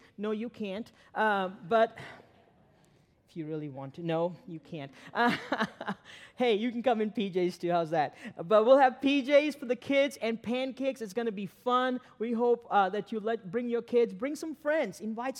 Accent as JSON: {"language": "English", "country": "Sri Lanka", "moved": "yes", "lives_now": "Pittsburgh, United States", "said": "I came to Pittsburgh in 95, I came in and it was a culture shock getting to know the culture. And I came from Sri Lanka, a long ways from here."}